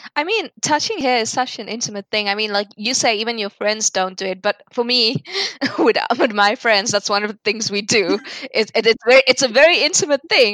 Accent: South Africa; moved away; also born or lived in Turkey / United Kingdom; since I left South Africa

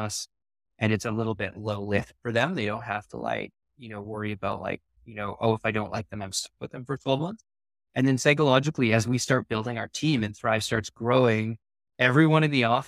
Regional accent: Vancouver, British Columbia, Canada; I'm from Vancouver

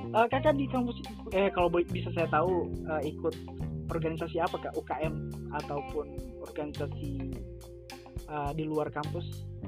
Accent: Gorontalo, Indonesia; Saya dari Gorontalo.

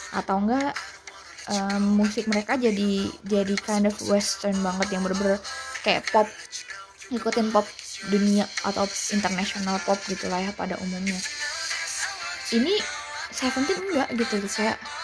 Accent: Java, Indonesia; accent: medok; aku biasanya kan kadang-kadang kalau ngomong suka suka medok

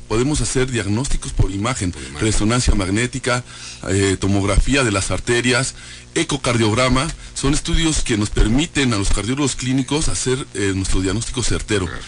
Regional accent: Querétaro, Mexico; somos queretanos

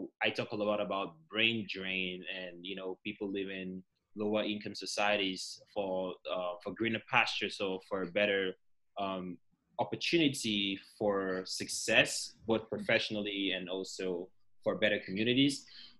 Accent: Cameroon; moved away as an adult; also born or lived in Chicago; I'm from Cameroon, so British English versus US English, you know, communication was kind of hard.

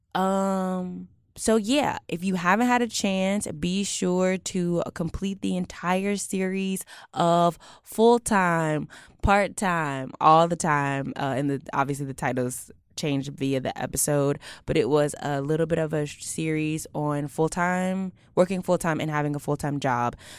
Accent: Houston, Texas, United States; moved away; I'm from Houston

